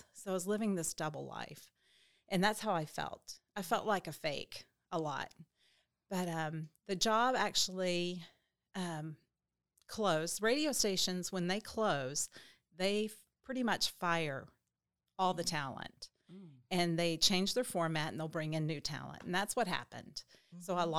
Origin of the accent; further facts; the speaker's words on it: Little Rock, Arkansas, United States; I was raised in Little Rock, Arkansas, and pretty typical, you know, childhood mom and a dad.